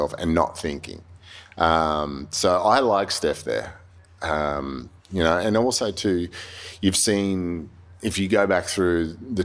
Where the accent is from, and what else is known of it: Australia